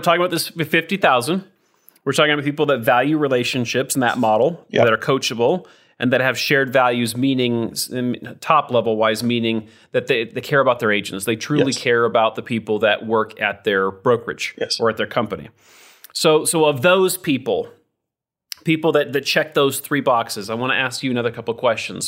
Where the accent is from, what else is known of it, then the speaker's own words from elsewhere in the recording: Idaho, United States; I'm from Idaho.